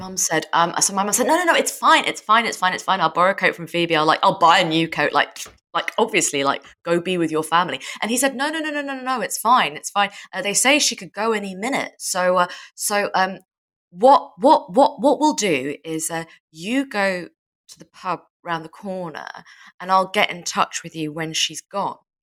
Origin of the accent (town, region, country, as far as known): United Kingdom